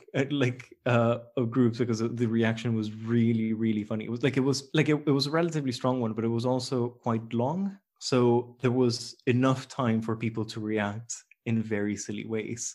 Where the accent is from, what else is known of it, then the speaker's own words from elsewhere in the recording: Costa Rica; moved away; I'm from Costa Rica, so it's a very tropical place